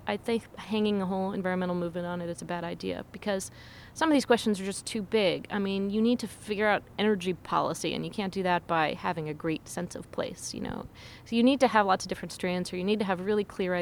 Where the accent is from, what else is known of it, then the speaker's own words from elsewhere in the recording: Seattle, Washington, United States; I was growing up in Seattle